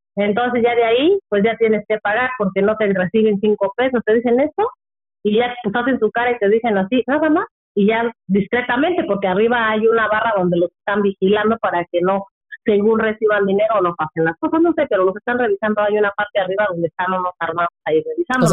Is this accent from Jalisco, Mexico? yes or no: no; Michoacán, Mexico; yo soy de Michoacán